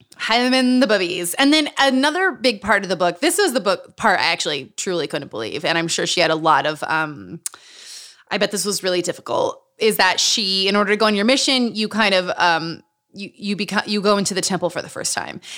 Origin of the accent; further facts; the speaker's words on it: Utah, United States; moved away; also born or lived in New Mexico / Los Angeles; Growing up in Utah.